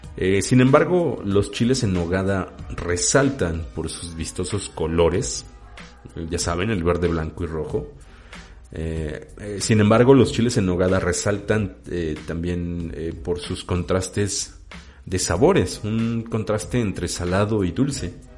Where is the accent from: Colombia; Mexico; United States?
Mexico; Mexico City; su servidor es chilango. Soy habitante de la Ciudad de México, en específico del oriente de la Ciudad de México. Soy oriundo, bueno, soy eh, nacido en Iztapalapa